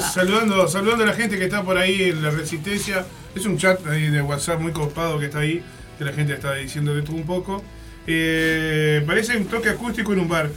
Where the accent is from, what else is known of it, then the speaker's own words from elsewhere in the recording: Artigas, Uruguay; moved away; allá por mi pueblo, allá en Artigas